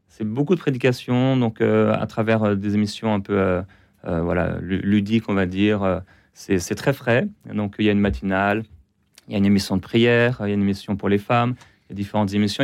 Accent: Brittany, France; now in Quebec, Canada; je suis français, je suis breton, j'aime la Bretagne, j'aime la France

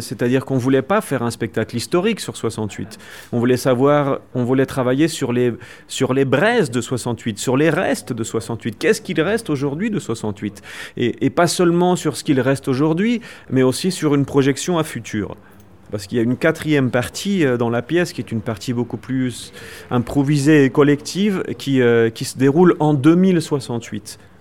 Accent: France; moved away as an adult; now in Mexico; je suis français, mais je vis au Mexique depuis 20 ans

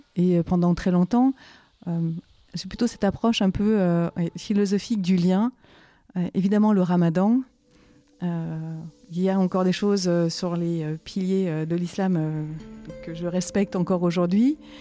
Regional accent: France; je suis née en France.

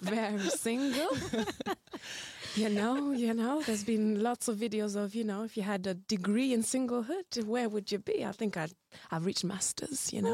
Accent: United Kingdom; moved away as an adult; also born or lived in Rwanda; now in Belgium; was raised in the UK

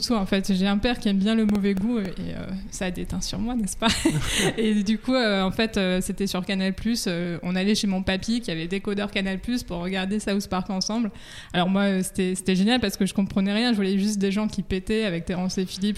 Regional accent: France; chez nous en France.

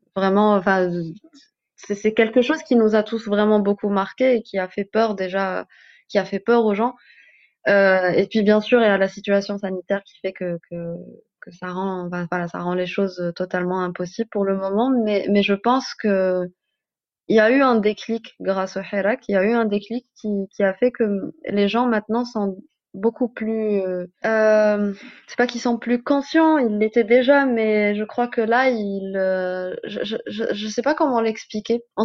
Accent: Algeria; en tant qu'Algérienne

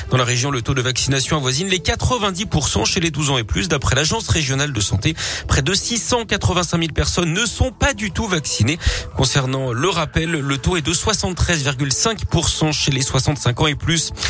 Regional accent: Auvergne-Rhône-Alpes, France

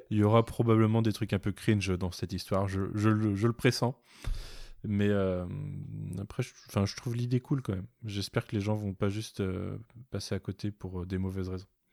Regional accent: Nantes, Pays de la Loire, France; je suis nantais

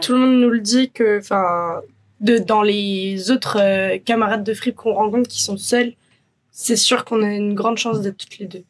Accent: Brittany, France; moved away; On est bretonne d'origine. L'été dernier, on était rentré en Bretagne

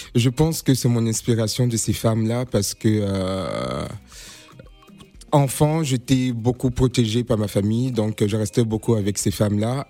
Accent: Côte d’Ivoire; now in Paris, France; mon pays d'origine, la Côte d'Ivoire

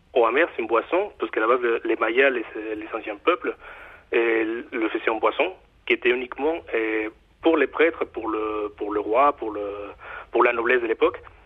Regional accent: Mexico; accent: Mexican; French is a second language; now in Nantes, France; mon accent, euh, moi je suis mexicain d'origine

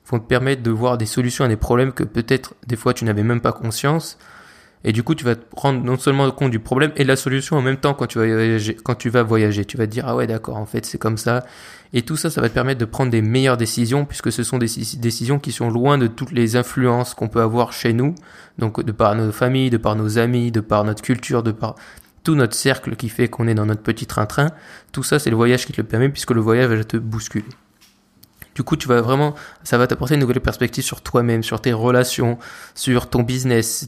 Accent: France; tu te rends compte que, ok, c'est bon, on est français, d'accord, mais on n'est pas les rois du monde.

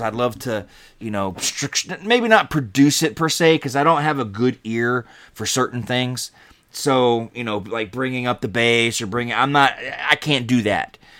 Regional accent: Georgia, United States; moved away; also born or lived in Chicago; I grew up in Georgia, so I was a shelter kid

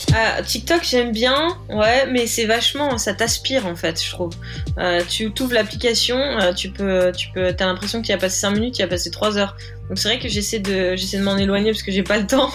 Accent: Hauts-de-France, France; moved away as an adult; now in Biarritz, France; moi, je suis originaire du nord de la France, une ch'ti

